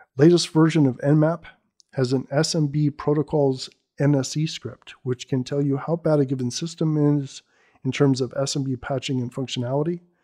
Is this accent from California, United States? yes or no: yes; Bay Area, California, United States; I'm born and raised in the Bay Area